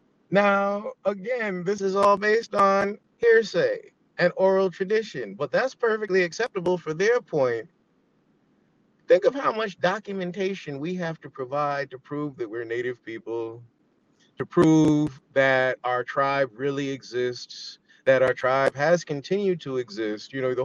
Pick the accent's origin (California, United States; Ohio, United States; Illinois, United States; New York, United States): New York, United States; New York City; I grew up in the Bronx.